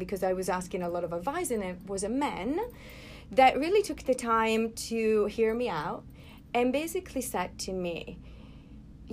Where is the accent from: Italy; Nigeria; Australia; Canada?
Italy; Florence, Tuscany; moved away as an adult; also born or lived in New York; now in United States; I was born and raised in Florence